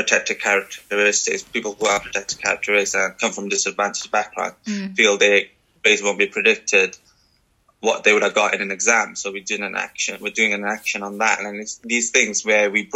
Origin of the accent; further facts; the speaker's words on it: Sri Lanka; now in Wales, United Kingdom; I'm from Sri Lanka